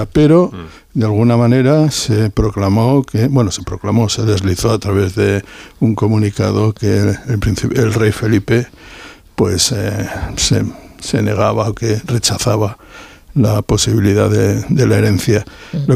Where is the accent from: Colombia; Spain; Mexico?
Spain; Barakaldo, Basque Country; de Baracaldo como a 10 kilómetros.